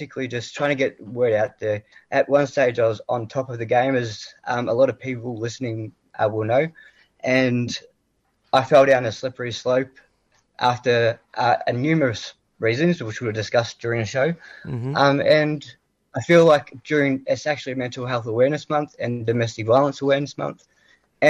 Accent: Ballarat, Victoria, Australia; also born or lived in Melbourne; my hometown in Ballarat

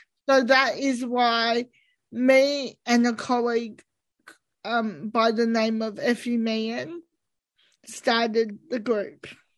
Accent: Australia; And I see myself as Australian, and so does Elizabeth. We're not others. We're just like everyone else.

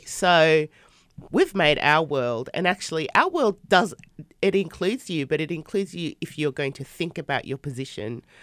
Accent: Australia; living in Australia and growing up in Australia

